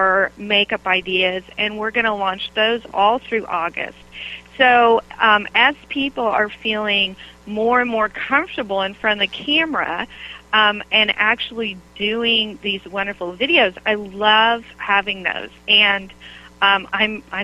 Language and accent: English; Oklahoma, United States; moved away; also born or lived in Michigan / Connecticut; growing up in Oklahoma, we wore the black patent Mary Janes and the frilly dresses